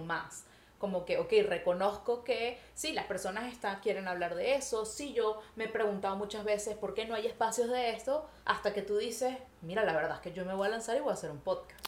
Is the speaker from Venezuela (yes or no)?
yes; Venezuela; moved away as an adult; now in Montreal, Canada; nosotros nos salimos de Venezuela, nosotras venimos bueno, en mi caso, hace nueve años yo vivo en Montreal, Canadá